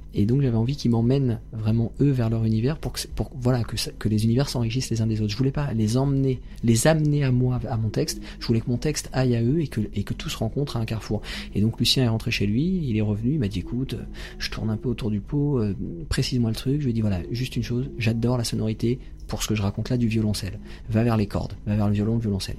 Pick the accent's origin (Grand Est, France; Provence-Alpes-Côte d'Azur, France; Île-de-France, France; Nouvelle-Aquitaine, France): Île-de-France, France; Seine-Saint-Denis; J'ai grandi dans le 93, en Seine-Saint-Denis